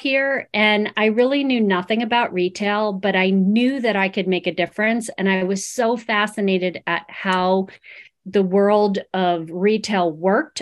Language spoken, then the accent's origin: English; East Coast, United States; accent: East Coast; also born or lived in Massachusetts; I'm an East Coaster, if you couldn't tell by my accent. So I lived in Massachusetts for over a decade